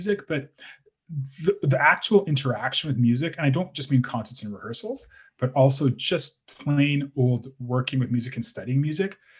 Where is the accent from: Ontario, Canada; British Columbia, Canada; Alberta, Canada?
Alberta, Canada; Calgary; I'm from Calgary